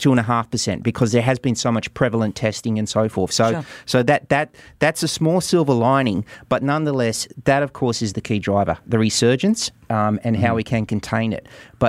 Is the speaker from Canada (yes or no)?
no; Australia; I'm an Aussie